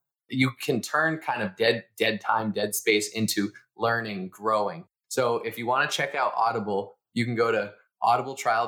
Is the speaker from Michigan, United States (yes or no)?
no; Boston, Massachusetts, United States; We're all from Boston